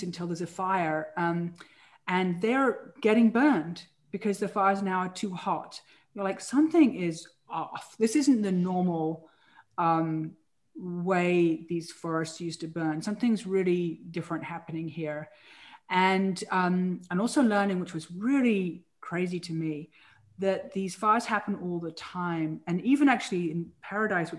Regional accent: England, United Kingdom; moved away as an adult; now in California, United States; as a girl growing up in England

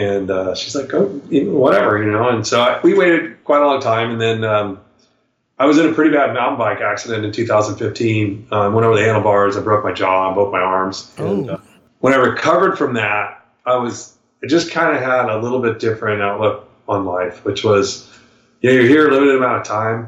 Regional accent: Folsom, California, United States; born or raised there

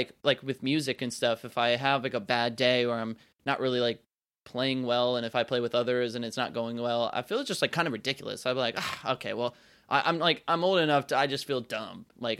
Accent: North Carolina, United States; It's like, I was born and raised in North Carolina, and I like to think that most of the time my accent's pretty neutral.

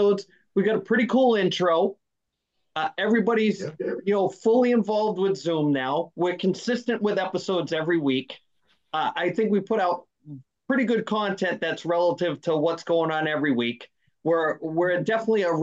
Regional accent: Northeast, United States; we're from the Northeast

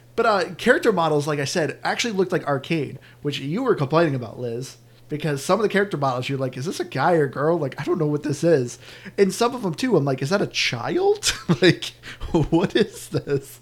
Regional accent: New England, United States; all of us being from New England

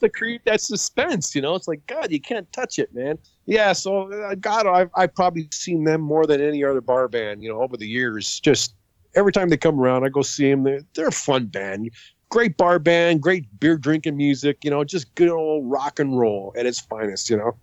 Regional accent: St. Catharines, Ontario, Canada; also born or lived in Sault Ste. Marie, Ontario / Niagara Falls, Ontario; I was born in Sault Ste. Marie, very close to where you were born, mm-hmm. but I grew up in Niagara Falls and St. Catharines

